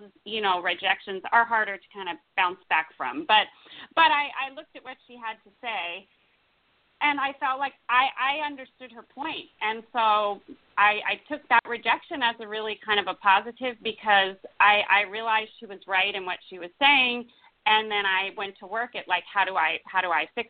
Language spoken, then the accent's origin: English; United States; also born or lived in New York City / Los Angeles; now in Napa Valley, United States; I grew up outside of Washington, D.C.